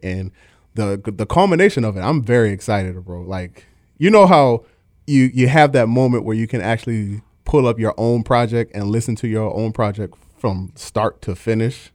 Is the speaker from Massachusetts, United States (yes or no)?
no; Baltimore, Maryland, United States; I'm from Baltimore, Maryland, if you can't tell from the accent